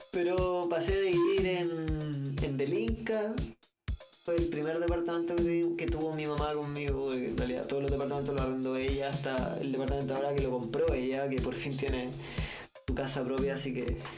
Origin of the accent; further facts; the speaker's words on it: Santiago, Santiago Metropolitan, Chile; nací acá en Santiago en la clínica Tancura.